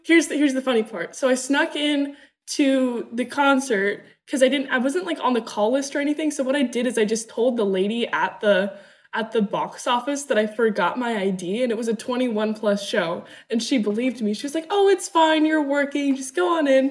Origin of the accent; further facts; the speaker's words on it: Newport Beach, California, United States; also born or lived in Germany; I was born in Germany, but I grew up in Newport Beach, California.